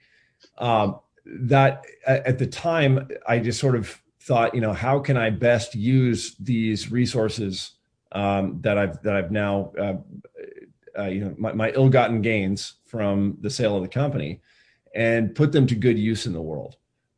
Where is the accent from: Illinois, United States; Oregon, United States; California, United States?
Oregon, United States; Eugene; also born or lived in Berkeley; moved back actually to my hometown of Eugene, Oregon